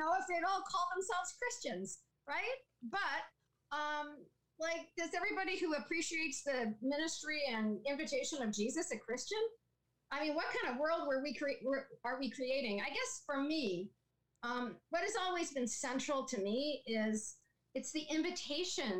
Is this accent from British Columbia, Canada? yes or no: no; Saskatchewan, Canada; now in Picton, Canada; I grew up in Saskatchewan